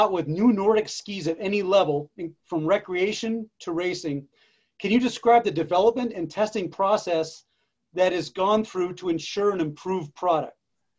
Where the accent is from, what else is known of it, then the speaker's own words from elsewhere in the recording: Massachusetts, United States; moved away; also born or lived in New Hampshire; I grew up out east. I grew up in Massachusetts, went to school in New Hampshire, yeah. Went to Vermont.